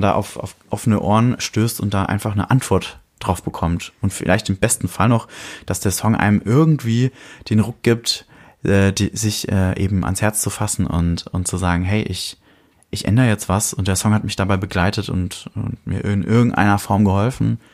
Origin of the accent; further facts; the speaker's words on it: Fürth, Bavaria, Germany; in meiner Heimatstadt